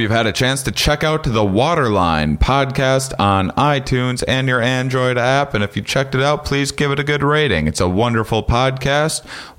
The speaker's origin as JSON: {"language": "English", "town": "La Crosse", "region": "Wisconsin", "country": "United States", "said": "I'm from La Crosse, Wisconsin, originally."}